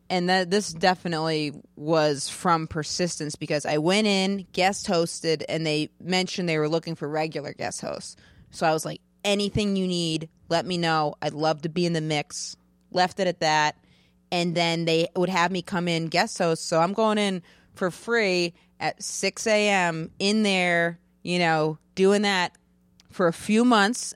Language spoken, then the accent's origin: English; Maine, United States; moved away; I'm from Maine